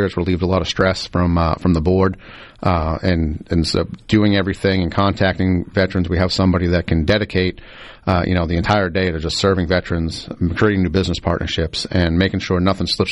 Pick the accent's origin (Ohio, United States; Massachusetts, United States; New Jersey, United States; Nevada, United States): Massachusetts, United States; Boston; moved away as an adult; now in Mississippi, United States; I'm originally from Boston